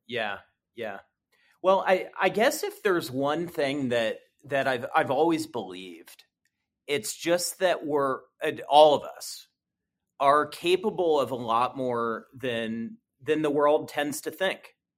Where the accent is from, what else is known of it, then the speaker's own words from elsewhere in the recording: Columbus, Ohio, United States; I was born and raised here in Columbus. I grew up here.